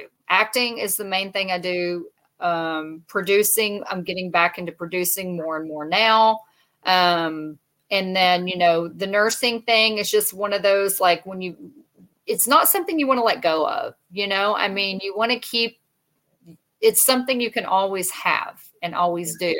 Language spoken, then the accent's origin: English; Texas, United States; I'm from Texas